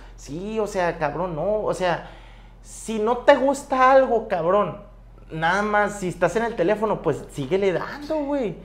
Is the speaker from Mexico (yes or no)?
yes; Bacabachi, Sonora, Mexico; mi pueblo